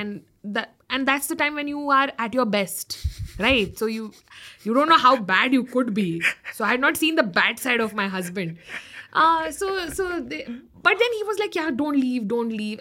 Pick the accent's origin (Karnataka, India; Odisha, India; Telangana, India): Karnataka, India; North; moved away; I'm from North Karnataka, so I started doing videos in my dialect